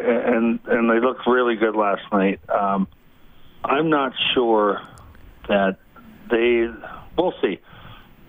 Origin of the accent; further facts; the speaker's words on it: Minnesota, United States; when I was growing up in Minnesota, I lived in the Twin Cities